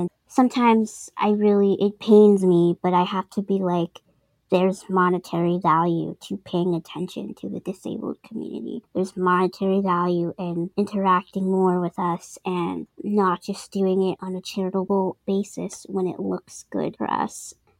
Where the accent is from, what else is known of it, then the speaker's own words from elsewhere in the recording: East Coast, United States; I'm from the East Coast. I'm gonna tell you straight up if I'm feeling, you know, down or whatever, or if I need help.